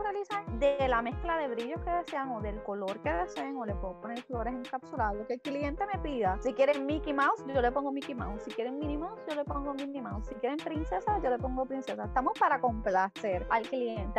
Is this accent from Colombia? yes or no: no; Moca, Puerto Rico; moved away as an adult; now in Isabela, Puerto Rico; Actualmente vivo en Isabela, pero soy natural de Moca. Así que estuve viviendo en Moca hasta el 2000, 2019.